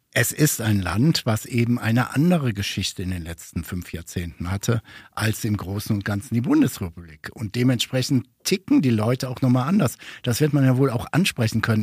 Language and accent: German; Ruhr area, North Rhine-Westphalia, Germany; ich komme aus dem Ruhrgebiet